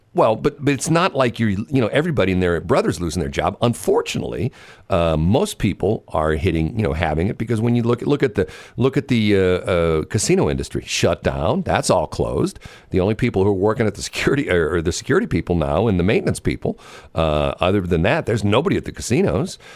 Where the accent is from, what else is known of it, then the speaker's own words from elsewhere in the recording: United States; I'm an American and proud of the fact that I have certain freedoms